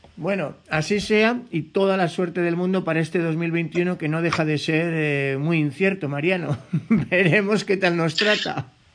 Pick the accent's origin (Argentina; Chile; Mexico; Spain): Spain; yo como español